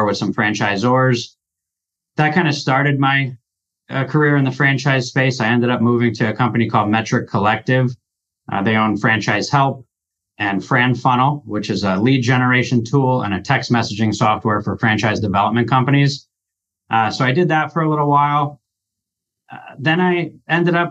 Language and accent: English; New Jersey, United States; moved away as an adult; now in Omaha, United States; I'm from New Jersey, born and raised